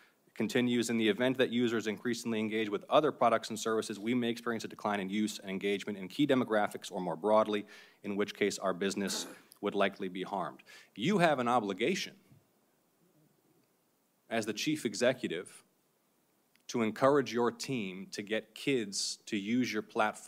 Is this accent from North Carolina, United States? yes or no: no; Georgia, United States; certainly in my home state of Georgia